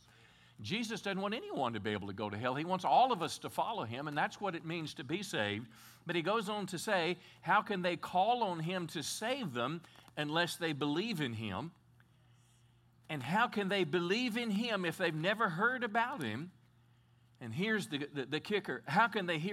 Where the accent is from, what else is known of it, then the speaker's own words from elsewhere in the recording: Texas, United States; as a Texan